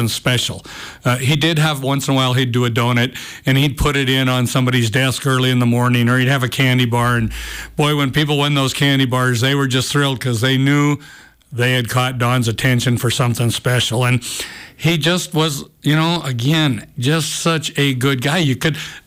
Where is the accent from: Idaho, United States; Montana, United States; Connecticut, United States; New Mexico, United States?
Montana, United States; Cut Bank; I grew up in Cutbank, and it was a big Bobcat town